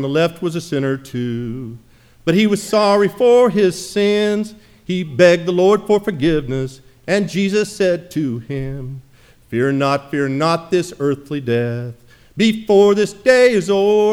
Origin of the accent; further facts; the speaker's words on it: Jamestown, Tennessee, United States; moved away; I visited my hometown, little hometown in Jamestown, Tennessee.